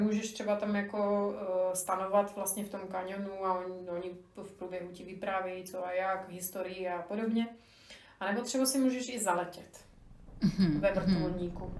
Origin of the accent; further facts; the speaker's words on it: Slovakia; now in Czech Republic; tím, že jsem Slovenka, tak pořád všude jsem náplavka